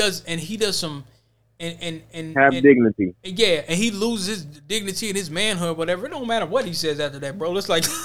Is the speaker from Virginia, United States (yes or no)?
yes; Virginia, United States; I'm from Virginia. I'm from where folks didn't flee